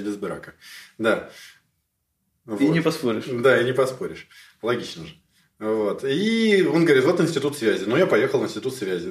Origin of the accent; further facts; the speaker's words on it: Moscow, Russia; moved away as an adult; now in Kyiv, Ukraine; я коренной москвич, и в Киеве живу, правда, уже больше 15 лет, но я коренной москвич